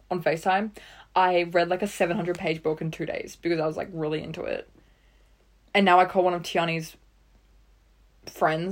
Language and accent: English; Australia